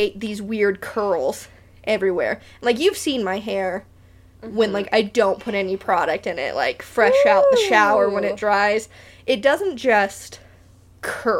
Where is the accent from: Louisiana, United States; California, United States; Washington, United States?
California, United States; Beaumont; also born or lived in Catalina Island, California; I grew up in Beaumont